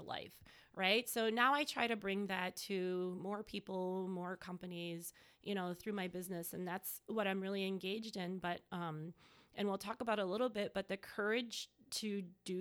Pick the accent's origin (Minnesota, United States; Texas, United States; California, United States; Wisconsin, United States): Wisconsin, United States; Mequon; moved away as an adult; also born or lived in New York City; I'm originally from Mequon